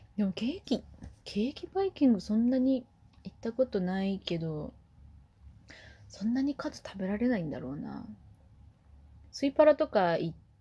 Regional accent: Kumamoto, Japan; moved away; 熊本出身なんで

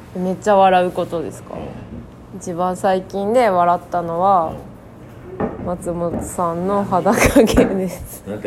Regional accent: Chiba, Japan; moved away; 私は千葉県出身で

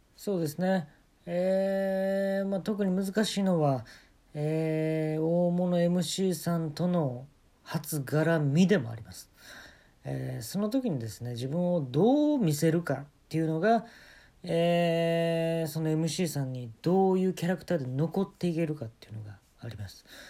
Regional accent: Kyoto, Japan; 私もあのー、京都で生まれ育ったもんですから

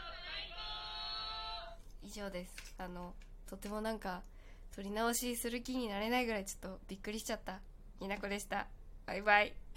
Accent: Kagoshima, Japan; 私も鹿児島出身なので

